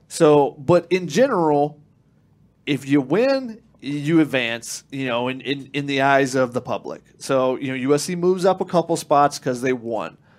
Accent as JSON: {"language": "English", "region": "Georgia", "country": "United States", "moved": "yes", "said": "I'm from Georgia"}